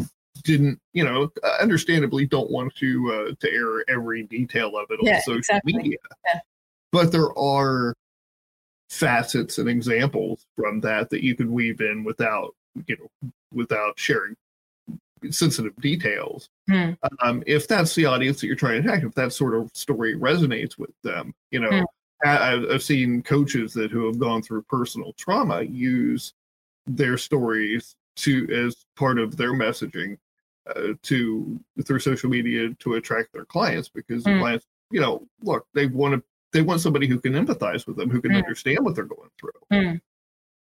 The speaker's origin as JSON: {"language": "English", "region": "Southern Ohio", "country": "United States", "tie": "born or raised there", "said": "I grew up in Southern Ohio."}